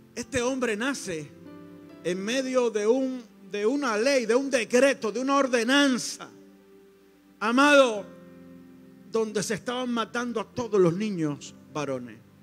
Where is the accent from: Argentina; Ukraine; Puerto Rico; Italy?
Puerto Rico; Coamo; en mi pueblo, en Coamo